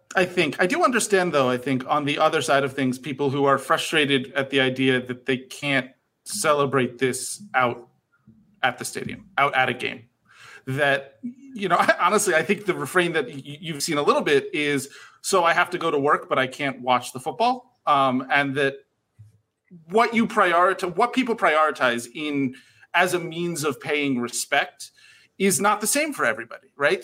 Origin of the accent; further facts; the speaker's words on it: United States; I'm American